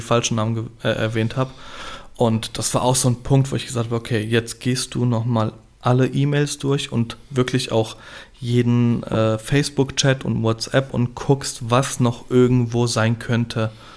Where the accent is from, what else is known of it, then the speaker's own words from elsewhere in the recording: Gernsheim, Hesse, Germany; Bei uns in Gernsheim gibt es das Fischerfest